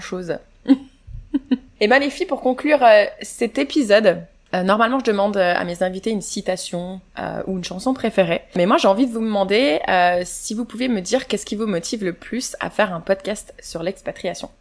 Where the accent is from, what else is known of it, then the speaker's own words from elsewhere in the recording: France; moved away as an adult; also born or lived in Chicago, United States; now in Canada; j'ai quitté la France